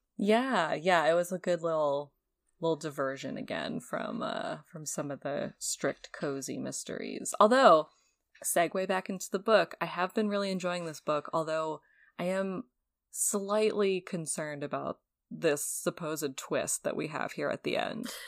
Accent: New England, United States; someone who was born and raised in New England. and went to Emerson

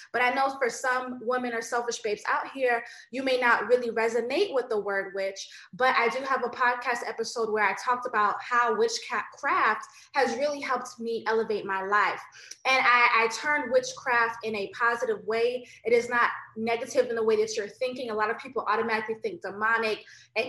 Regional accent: United States; I do have Jamaican ancestry. I was born in America.

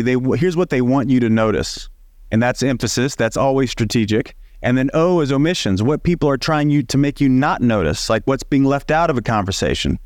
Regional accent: Southern Illinois, United States; moved away as an adult; now in Los Angeles, United States; I grew up in Southern Illinois, in the middle of nowhere, eight thousand people when everybody's home

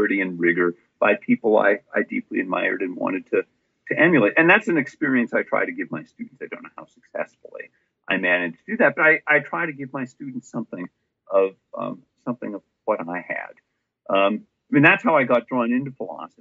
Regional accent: Erie, Pennsylvania, United States; I was born in Erie, Pennsylvania, and I had a not particularly intellectual or philosophical upbringing.

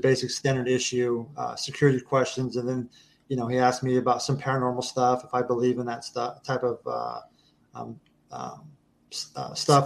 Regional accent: Kansas, United States; moved away as an adult; I grew up in Kansas on a farm, on an actual right. working ranch.

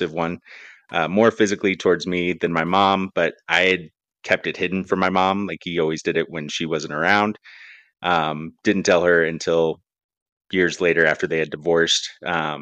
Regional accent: Sedona, Arizona, United States; I was born in Sedona, Arizona, resort town out there.

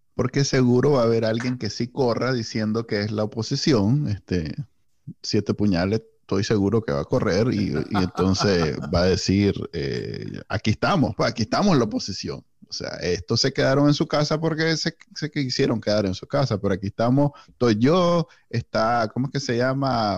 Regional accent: Nicaragua; somos NICA

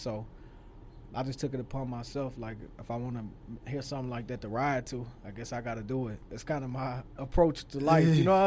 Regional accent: Louisiana, United States; I'm from Louisiana

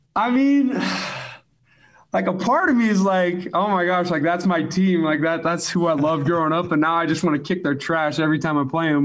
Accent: Alpine, Utah, United States; I grew up in Alpine

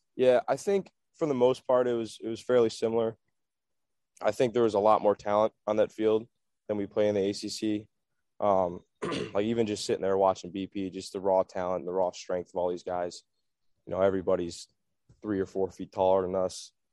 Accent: West Bend, Wisconsin, United States; growing up in Wisconsin, I went to a lot of brewer games

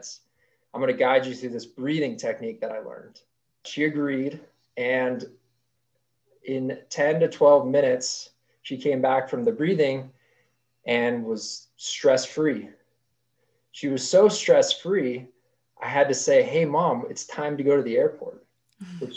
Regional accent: Park City, Utah, United States; I grew up here in Utah. My family moved to Park City when I was very young

